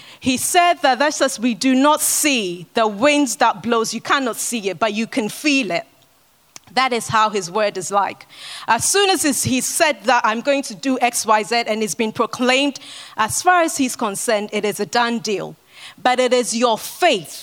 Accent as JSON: {"language": "English", "country": "Ghana", "tie": "born or raised there", "moved": "yes", "said": "I grew up in Ghana"}